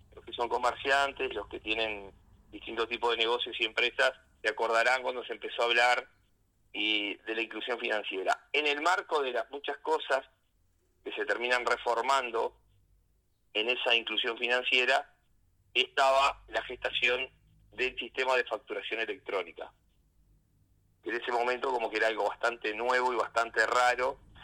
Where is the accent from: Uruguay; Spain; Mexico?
Uruguay; Rocha; nací en Rocha y prácticamente gran parte de mi vida acá, excepto los años de, estudiante